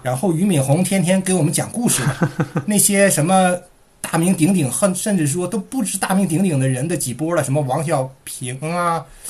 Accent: Shuangyashan, Heilongjiang, China; accent: Heilongjiang accent; moved away as an adult; also born or lived in Dalian / Beijing; now in Melbourne, Australia; 我是在黑龙江长大的，呃，呃，上的大学是在大连

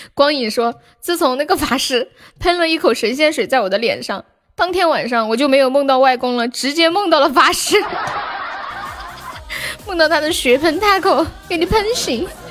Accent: Sichuan, China; 我是四川的

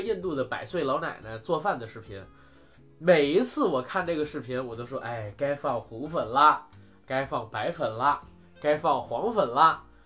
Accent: China; 咱们国家引进片儿是有限制的。

